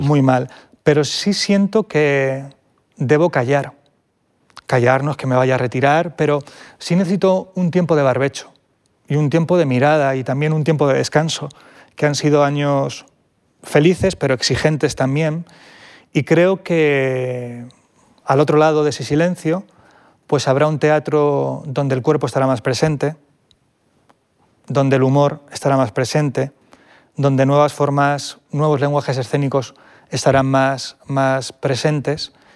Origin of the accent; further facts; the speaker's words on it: Vilches, Andalusia, Spain; a un pueblo minero de Jaén, a mi pueblo, Vilches.